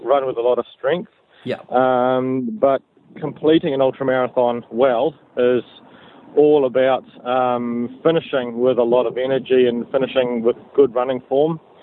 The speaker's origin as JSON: {"language": "English", "town": "Kawerau", "region": "Bay of Plenty", "country": "New Zealand", "tie": "born or raised there", "moved": "as an adult", "said": "I grew up in Kawerau uh, in the Bay of Plenty"}